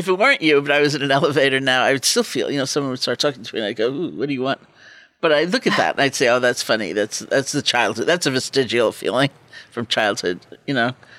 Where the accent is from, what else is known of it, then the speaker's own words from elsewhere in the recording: East Coast, United States; I grew up on the East Coast